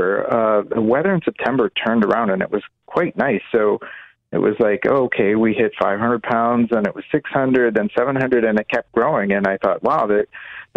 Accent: Maine, United States; moved away; where I grew up in Maine

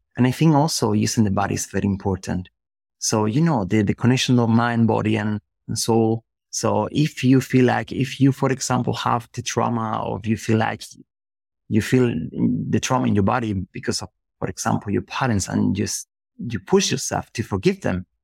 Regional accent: Spain; English is a second language; moved away as an adult; also born or lived in Germany; I was living in, in another country because I'm from Spain. So I was living in Germany in that moment.

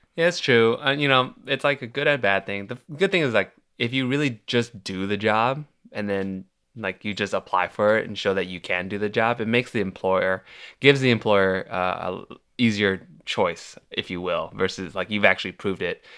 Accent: Milpitas, California, United States; moved away as an adult; now in Los Angeles, United States; I've only recently started living in L A, and I grew up in the Bay Area

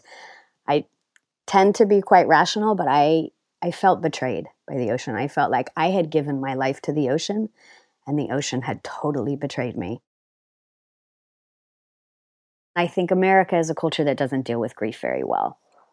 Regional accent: California, United States; now in London, United Kingdom; I am originally from California, and I now live in London with my three kids.

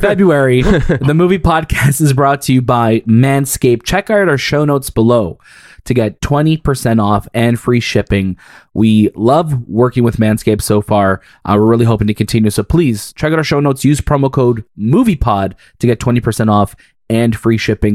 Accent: Canada; as a Canadian

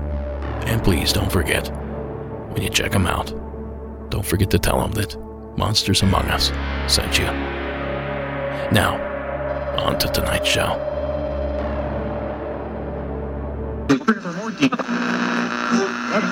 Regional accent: California, United States; Coming to us from my home state of California

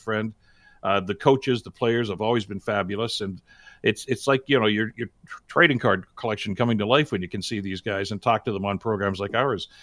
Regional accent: Hamilton, Ontario, Canada; if you were born and raised in Hamilton, like I was

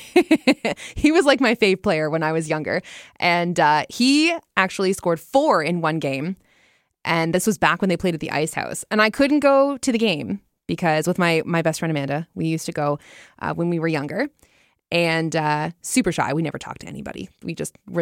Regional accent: London, Ontario, Canada; also born or lived in Cornwall, Ontario; I'm from London

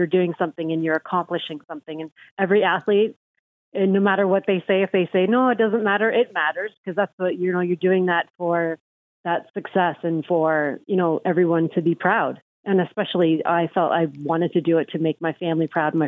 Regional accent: Hamilton, Ontario, Canada; moved away as an adult; also born or lived in Las Vegas; my hometown

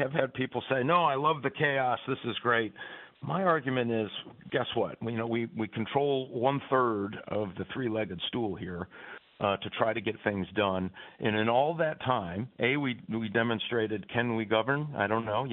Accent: Michigan, United States; my home state of Michigan

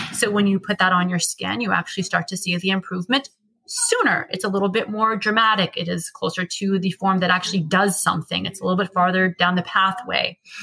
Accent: United States; We're American.

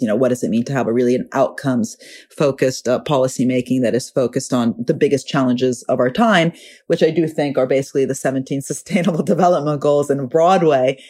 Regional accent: Italy; I'm from Italy

